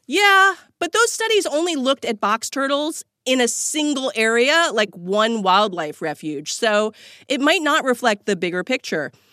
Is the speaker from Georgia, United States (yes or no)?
no; New Jersey, United States; I grew up in New Jersey